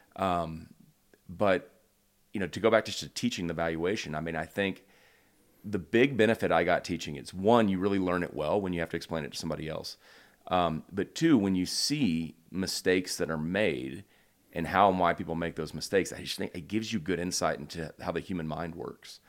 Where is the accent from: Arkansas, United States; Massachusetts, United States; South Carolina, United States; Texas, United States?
Texas, United States; Houston; moved away as an adult; also born or lived in United Kingdom; now in Charlottesville, United States; I grew up in Houston